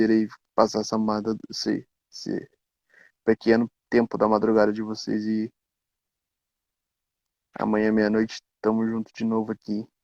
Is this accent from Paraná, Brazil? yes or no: yes; Curitiba, Paraná, Brazil; Eu sou de Curitiba, mano. De, de Paraná.